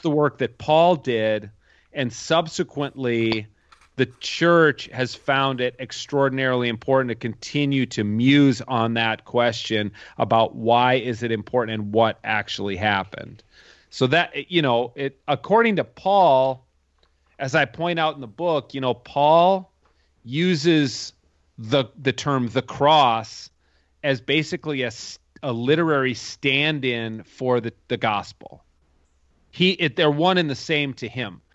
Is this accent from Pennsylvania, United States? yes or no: no; suburb of Minneapolis, Minnesota, United States; I grew up here in Minnesota, in, in the same town I live in now. Uh, it's a suburb of Minneapolis